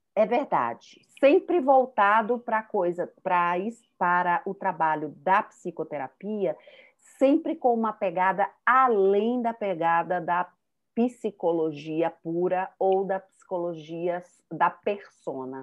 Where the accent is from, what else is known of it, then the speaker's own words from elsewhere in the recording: Salvador, Bahia, Brazil; accent: baiana; moved away as an adult; also born or lived in Rio de Janeiro / Maceió; now in São Paulo, Brazil; meu sotaque é de baiana, eu morei, nasci no Rio de Janeiro, fui para a Bahia, para Salvador, com cinco anos.